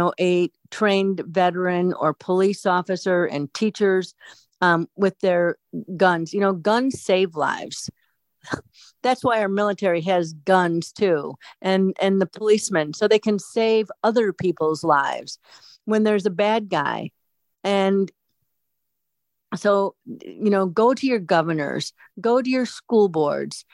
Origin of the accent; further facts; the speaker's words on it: United States; We are Americans.